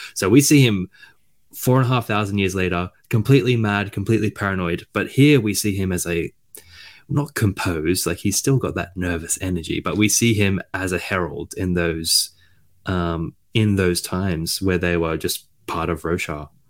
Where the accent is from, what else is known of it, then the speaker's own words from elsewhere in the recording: Australia; I'm Australian